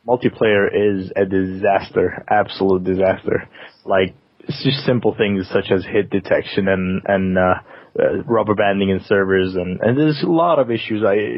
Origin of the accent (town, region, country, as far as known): Denmark; now in London, United Kingdom